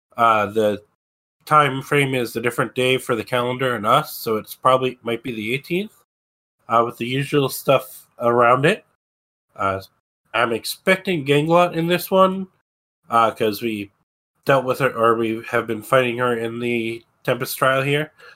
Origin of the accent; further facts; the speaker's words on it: Maryland, United States; I grew up in Maryland